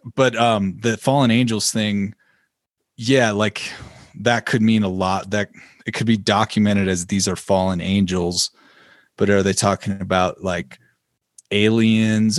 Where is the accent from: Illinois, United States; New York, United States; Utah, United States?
Illinois, United States; I'm from Illinois.